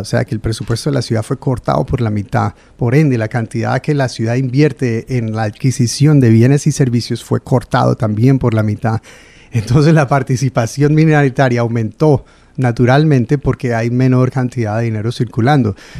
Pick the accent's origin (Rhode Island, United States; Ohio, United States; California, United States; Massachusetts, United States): Rhode Island, United States; Providence; also born or lived in Pawtucket / North Providence; Yo nací aquí en Providence en el año mil novecientos setenta y cuatro